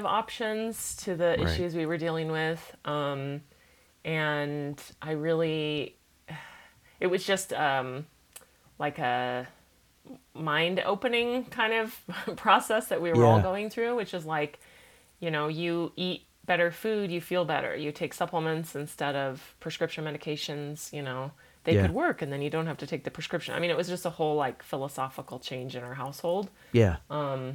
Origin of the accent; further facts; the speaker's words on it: Olympia, Washington, United States; now in Salt Lake City, United States; I started seeing our family naturopath where I grew up in Olympia, Washington